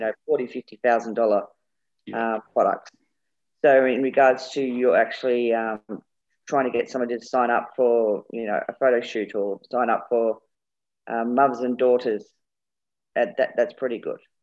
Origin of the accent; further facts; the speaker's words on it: England, United Kingdom; We're both English